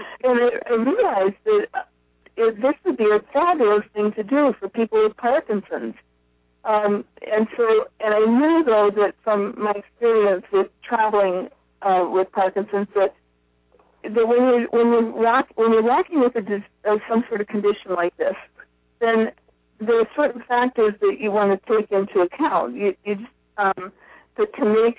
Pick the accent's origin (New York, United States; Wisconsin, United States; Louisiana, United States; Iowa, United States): Iowa, United States; also born or lived in Hawaii; now in Portland, United States; I grew up in a small town in Iowa